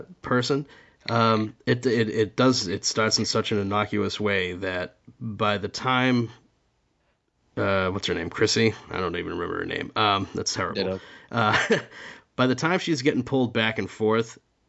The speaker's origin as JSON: {"language": "English", "region": "New England", "country": "United States", "tie": "born or raised there", "said": "growing up in New England"}